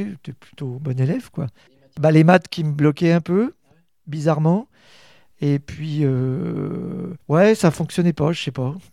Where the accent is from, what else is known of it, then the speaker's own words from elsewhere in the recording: Rennes, Brittany, France; moved away as an adult; also born or lived in Brest / Bordeaux; now in Châteauroux, France; Je suis, je suis de Rennes, en fait, euh, né à Rennes en 1965